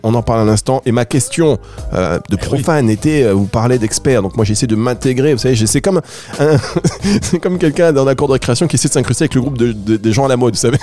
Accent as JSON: {"language": "French", "town": "Dunkirk", "region": "Hauts-de-France", "country": "France", "tie": "born or raised there", "said": "j'ai grandi euh, à Dunkerque"}